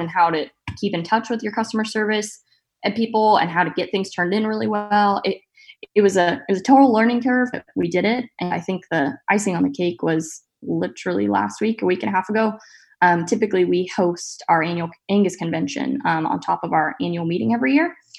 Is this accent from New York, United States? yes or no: no; Central Valley of California, United States; now in Saint Joseph, United States; I grew up actually in the Central Valley of California on my family's row crop farm